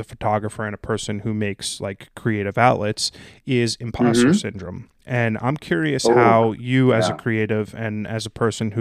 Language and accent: English; New Jersey, United States; as a Jersey Italian